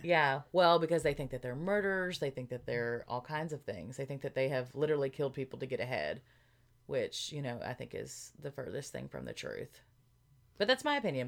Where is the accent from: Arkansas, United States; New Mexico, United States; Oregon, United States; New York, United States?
Arkansas, United States; moved away; we're both from Arkansas